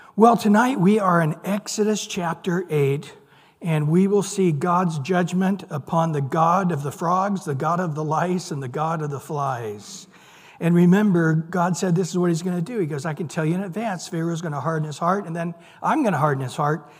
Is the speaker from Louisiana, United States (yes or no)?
no; Central California, United States; I grew up in Central California